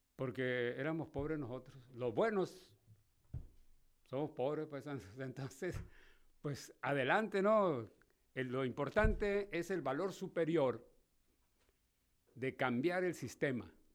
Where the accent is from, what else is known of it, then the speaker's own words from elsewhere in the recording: Mexico; somos los mexicanos